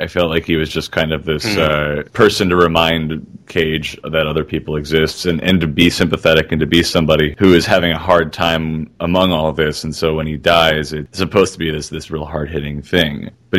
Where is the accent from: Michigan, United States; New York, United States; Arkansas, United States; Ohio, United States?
New York, United States; as a New Yorker